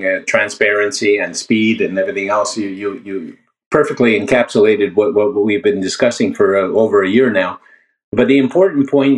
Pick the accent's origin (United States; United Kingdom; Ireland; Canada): Canada; I am a Canadian